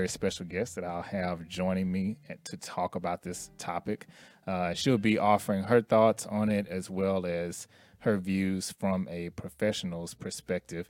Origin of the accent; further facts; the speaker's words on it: Houston, Texas, United States; moved away as an adult; now in Dallas, United States; I'm originally from Houston, and I moved here to Dallas in 03